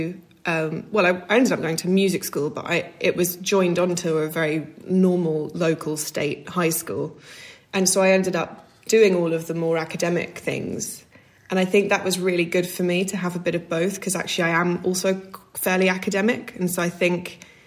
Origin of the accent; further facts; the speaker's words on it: Scotland, United Kingdom; also born or lived in Glastonbury, Somerset, England; when I was 6, we moved up to Scotland